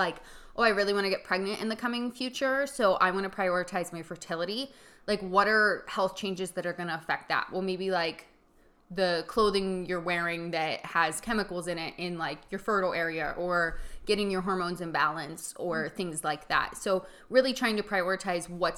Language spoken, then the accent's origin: English; Punxsutawney, Pennsylvania, United States; my hometown of Punxsutawney